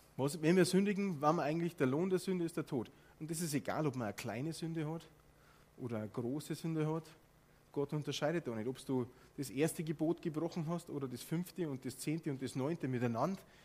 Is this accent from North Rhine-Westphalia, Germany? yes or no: no; Bavaria, Germany; accent: Bavarian; ich bin aufgewachsen in Bayern